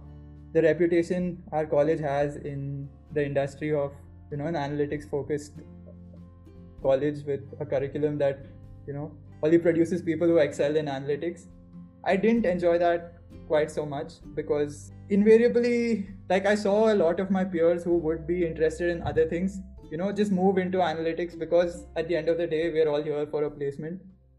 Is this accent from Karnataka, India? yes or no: yes; Bangalore, Karnataka, India; So, I mean, I'm from Bangalore, right? So I've mostly spent my time in the Karnataka area only.